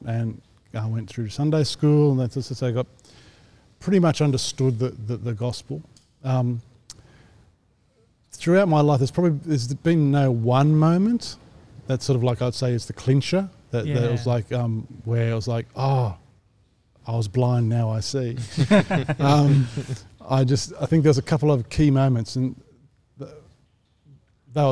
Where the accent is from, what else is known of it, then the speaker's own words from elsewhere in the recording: Sydney, New South Wales, Australia; I grew up in the northwest of Sydney